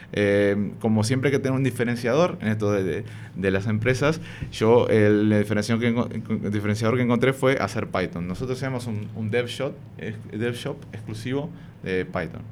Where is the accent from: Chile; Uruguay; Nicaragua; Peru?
Uruguay; Montevideo; moved away as an adult; now in Madrid, Spain; yo soy de Montevideo, Uruguay me vine para, Madrid eh, hace cuatro años ya casi, en febrero del 2019, pero prácticamente que toda mi vida la viví, la viví allá.